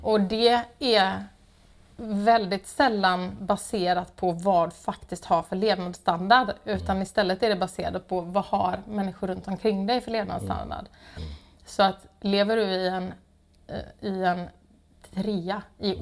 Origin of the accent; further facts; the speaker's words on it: Gothenburg, Västra Götaland, Sweden; moved away; jag är från Göteborg Eh, har ehm, ja, inte alltid bott här men har kommit tillbaka